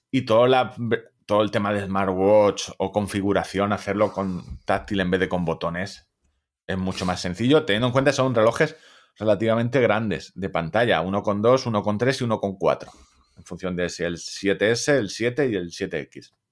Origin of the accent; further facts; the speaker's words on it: Móstoles, Community of Madrid, Spain; soy de Móstoles